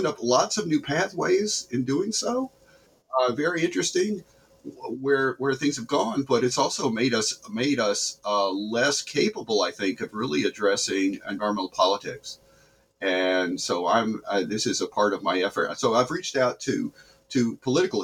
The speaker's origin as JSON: {"language": "English", "region": "the South", "country": "United States", "tie": "born or raised there", "moved": "yes", "said": "I grew up there in the South"}